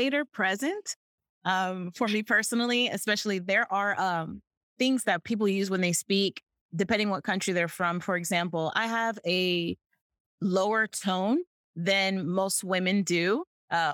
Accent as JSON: {"language": "English", "country": "United States", "first_language": "English", "said": "As an American, we live in a Disney bubble"}